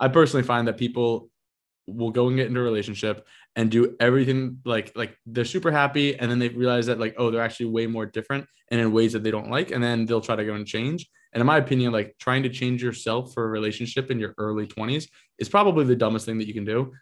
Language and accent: English; Northeast, United States; also born or lived in Austin, Texas; now in New York, United States; I grew up in the Northeast